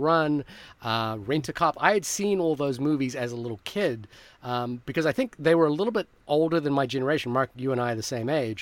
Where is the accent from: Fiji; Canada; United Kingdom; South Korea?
Fiji; moved away; I grew up in Fiji